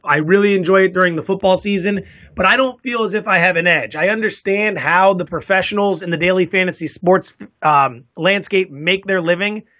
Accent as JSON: {"language": "English", "region": "East Coast", "country": "United States", "also_born_or_lived": "Las Vegas / San Diego", "moved": "as an adult", "lives_now": "San Francisco, United States", "said": "I'm originally from the East Coast"}